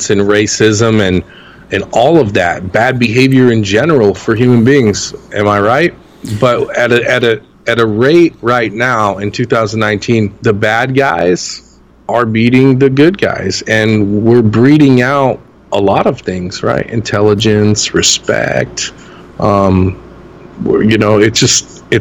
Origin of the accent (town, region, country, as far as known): Los Angeles, California, United States; born or raised there